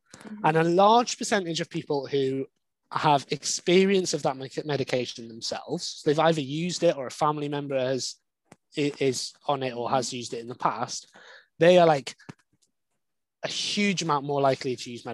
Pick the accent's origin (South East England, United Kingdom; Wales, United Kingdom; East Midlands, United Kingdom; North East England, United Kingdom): Wales, United Kingdom; I grew up in Wales